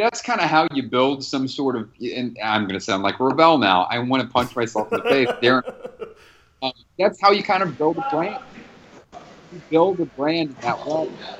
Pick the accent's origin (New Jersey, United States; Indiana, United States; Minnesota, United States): Indiana, United States; outside Bloomington; I grew up outside Bloomington.